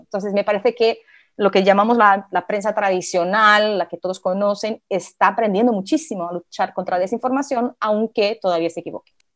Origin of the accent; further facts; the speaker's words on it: Brazil; accent: portuñol; Spanish is a second language; soy brasileña, tengo un poquito de portuñol, a veces me sale alguna palabrita que otra en portugués.